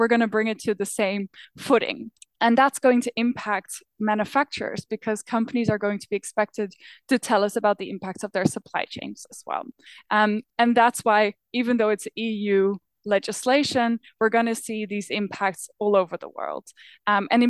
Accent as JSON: {"language": "English", "country": "Netherlands", "moved": "yes", "lives_now": "Berlin, Germany", "said": "I am from the Netherlands"}